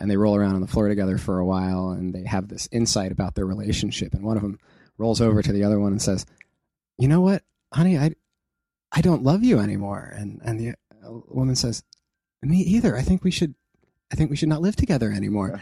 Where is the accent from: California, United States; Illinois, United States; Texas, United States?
California, United States; near Santa Cruz; in Santa Cruz, close to my hometown